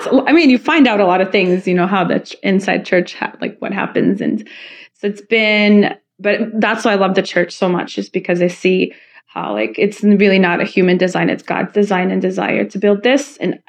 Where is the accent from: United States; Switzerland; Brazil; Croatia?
Croatia; born there; No, I was born in Croatia.